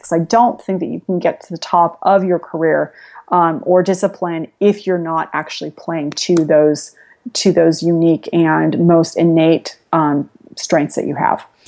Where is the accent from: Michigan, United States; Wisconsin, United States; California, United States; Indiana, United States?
California, United States; San Jose; also born or lived in Spain / Latin America; I grew up on the West Coast. I grew up in San Jose before it was Silicon Valley